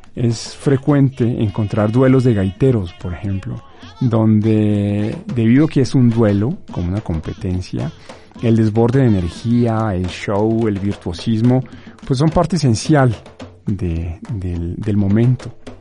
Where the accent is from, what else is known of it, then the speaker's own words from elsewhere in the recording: Colombia; moved away as an adult; now in Mexico; de mi país natal, Colombia